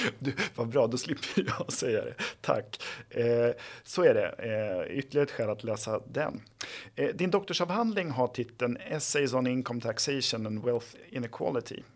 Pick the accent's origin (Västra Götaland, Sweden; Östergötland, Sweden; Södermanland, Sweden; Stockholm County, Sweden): Södermanland, Sweden; Flen; jag är ju själv från Flen i Sörmland